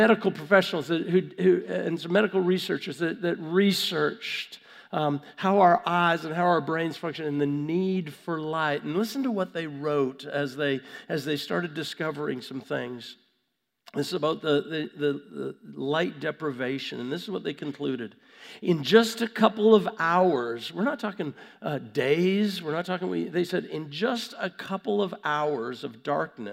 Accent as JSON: {"language": "English", "town": "Vancouver", "region": "British Columbia", "country": "Canada", "tie": "born or raised there", "said": "I was born in Vancouver, Canada."}